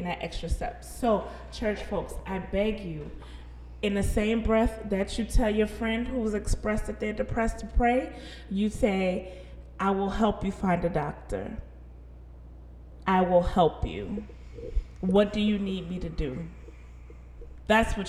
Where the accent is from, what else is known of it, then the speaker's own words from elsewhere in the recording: the South, United States; we're from the South, Bible Belt. We know a lot of churchy people. We were raised in the church.